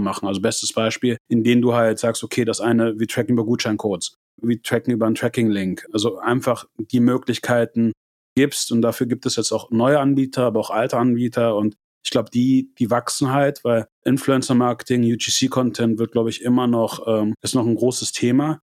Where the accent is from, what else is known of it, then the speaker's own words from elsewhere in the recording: Germany; wir auch als Deutsche